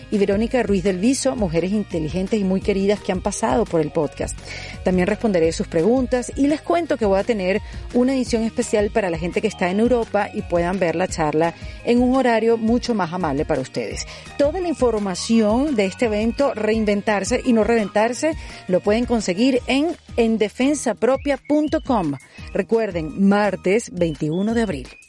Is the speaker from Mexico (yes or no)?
no; Venezuela; nos pasó hoy en día a los venezolanos